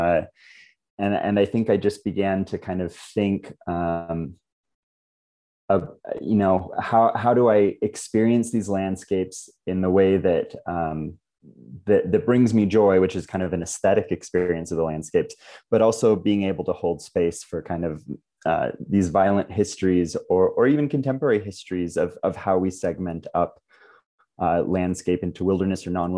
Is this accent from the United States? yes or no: yes; Oregon, United States; now in Provo, United States; living and growing up in Oregon